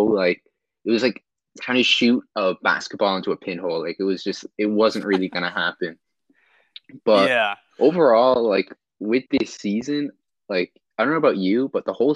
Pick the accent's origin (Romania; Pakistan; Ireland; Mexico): Ireland; also born or lived in Sacramento, California, United States; I was born in Sacramento, and I moved to Ireland in, like, 2005.